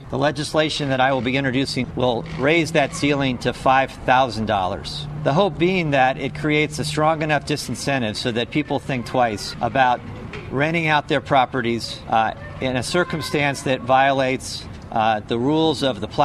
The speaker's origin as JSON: {"language": "English", "town": "Seattle", "region": "Washington", "country": "United States", "said": "I'm from Seattle."}